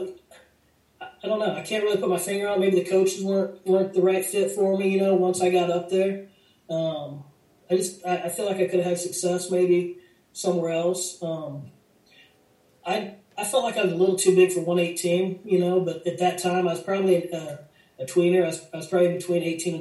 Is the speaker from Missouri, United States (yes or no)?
yes; Missouri, United States; I'm from Missouri